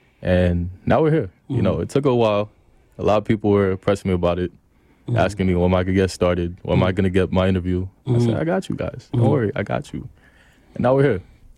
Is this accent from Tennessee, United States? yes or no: no; New York City, New York, United States; also born or lived in Queens; I'm from Brooklyn originally. I live in Queens now. 26